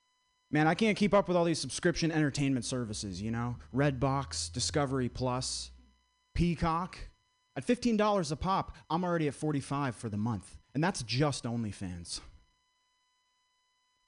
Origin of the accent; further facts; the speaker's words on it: Vermont, United States; I grew up in Vermont